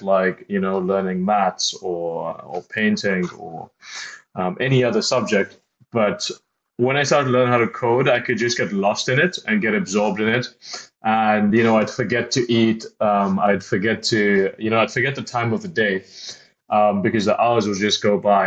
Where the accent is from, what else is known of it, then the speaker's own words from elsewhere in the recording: South Africa; I grew up in South Africa